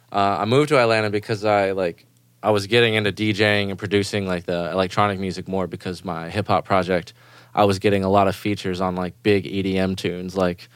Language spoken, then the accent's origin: English; Germany; English is a second language; And growing up in Germany, dance music is like the number one thing there.